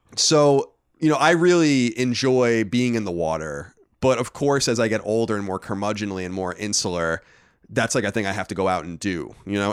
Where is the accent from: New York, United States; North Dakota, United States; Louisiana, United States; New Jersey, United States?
New York, United States; Long Island; we grew up on Long Island.